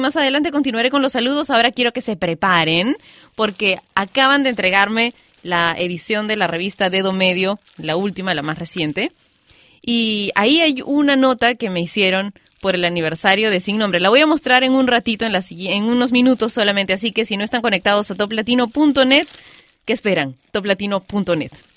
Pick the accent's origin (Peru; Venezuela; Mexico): Peru; mi país, Perú